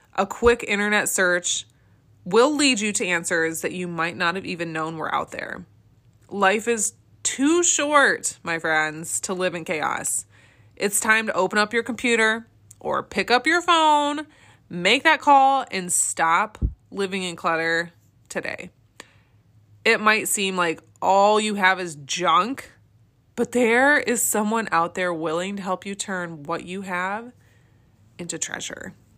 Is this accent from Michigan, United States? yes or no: yes; Michigan, United States; I first started my small business in my home state of Michigan